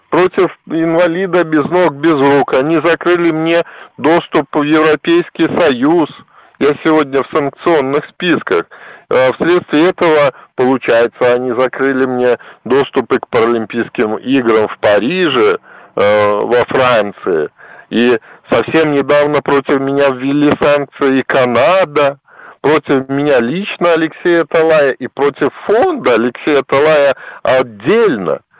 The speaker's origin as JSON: {"language": "Russian", "country": "Belarus", "said": "мы белорусы"}